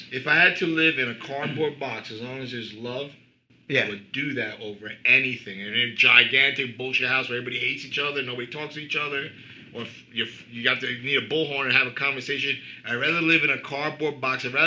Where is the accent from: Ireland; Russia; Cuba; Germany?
Cuba; also born or lived in Queens, New York / New Jersey; now in United States; we grew up especially I came from Cuba, you know, and I grew up in, in bad neighborhoods, struggling.